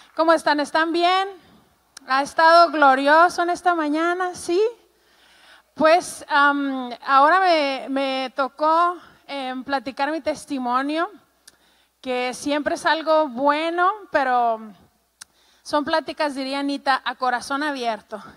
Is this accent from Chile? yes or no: no; Ciudad Juárez, Chihuahua, Mexico; soy mexicana, em, tengo treinta y tantos años y eh, crecí toda mi vida en la frontera con Estados Unidos en un lugar que se llama Juárez, Chihuahua